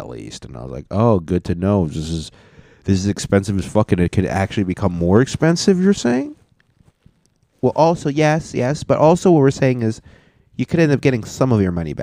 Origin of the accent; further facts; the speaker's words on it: United States; Because I was born in America, and only one of my parents was not born in America